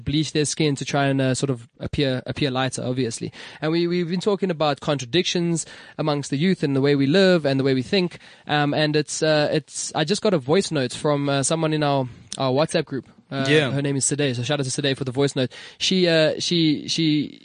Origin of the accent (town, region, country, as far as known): South Africa